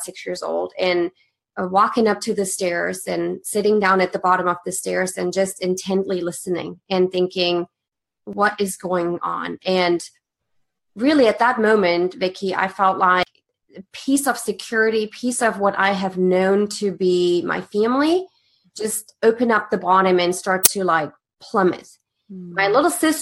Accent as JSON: {"language": "English", "country": "Germany", "tie": "born or raised there", "second_language": "English", "moved": "as an adult", "said": "I was born and raised in Germany"}